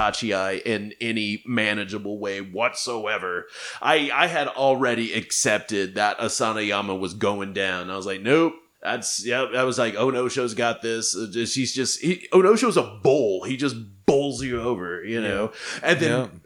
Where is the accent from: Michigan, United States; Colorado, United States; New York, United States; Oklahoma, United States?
Oklahoma, United States; I'm from Oklahoma